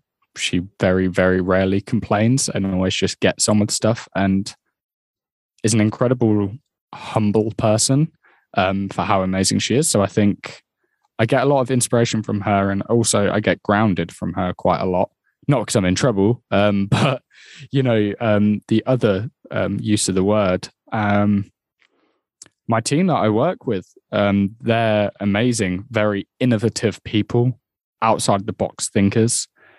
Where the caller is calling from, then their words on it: Peterborough, East of England, United Kingdom; I'm based in Peterborough today.